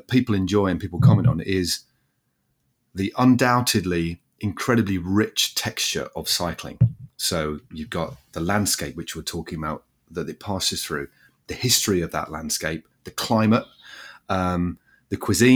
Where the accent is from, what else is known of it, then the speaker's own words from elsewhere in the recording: England, United Kingdom; I'm an Englishman.